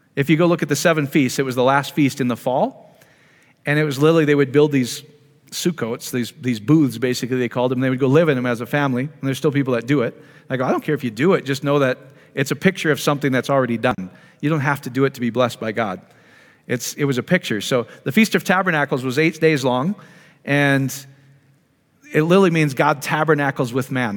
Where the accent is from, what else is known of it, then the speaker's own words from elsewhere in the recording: Iowa, United States; I grew up in Iowa